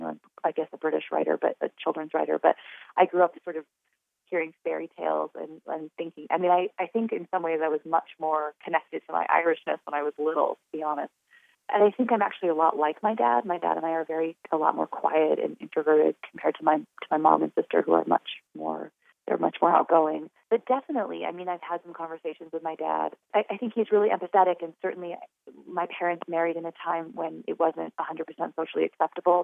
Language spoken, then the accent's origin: English; Wyoming, United States